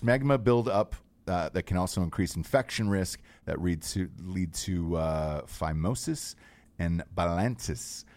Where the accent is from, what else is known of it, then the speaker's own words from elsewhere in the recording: Georgia, United States; I'm from Georgia